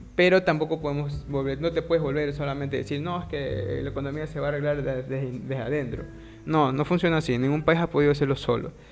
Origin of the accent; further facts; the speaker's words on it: Ecuador; somos de Ecuador.